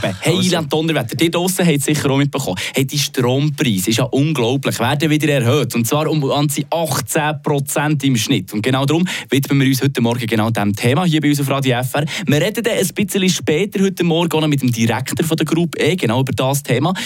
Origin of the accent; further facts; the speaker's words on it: Switzerland; hier bei uns in der Schweiz